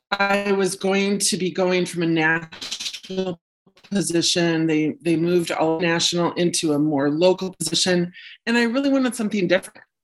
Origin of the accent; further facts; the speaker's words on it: Illinois, United States; also born or lived in Wisconsin; now in Minneapolis, United States; I was um, born and raised in the Midwest. Started out in Illinois, then moved to Wisconsin for high school and college. Then, shortly after college, moved to Minneapolis.